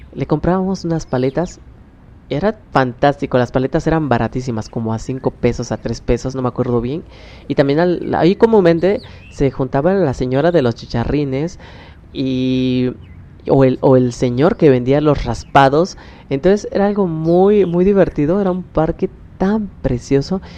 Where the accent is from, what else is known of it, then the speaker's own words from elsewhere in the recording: Oaxaca, Mexico; soy del estado de Oaxaca